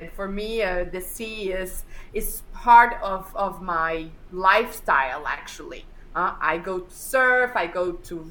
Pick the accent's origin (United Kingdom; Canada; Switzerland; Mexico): Mexico; moved away as an adult; now in Spain; I live in Spain. I was born in Spain, and then I moved to Mexico. I moved to Mexico when I was very, very young. And then after a couple of years, well, more than a couple, after almost 15 years in Mexico, I moved to USA